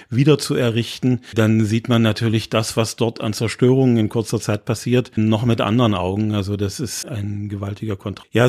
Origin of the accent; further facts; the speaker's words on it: Magdeburg, Saxony-Anhalt, Germany; now in Halle, Germany; Ich stamme aus Magdeburg und ich teile nicht die Vorbehalte, die in Halle leider immer noch verbreitet sind äh, über die Stadt.